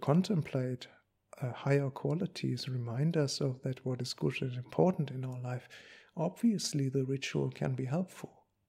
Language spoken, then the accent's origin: English; Germany; English is a second language; I come from Germany. I come from the after-war generation.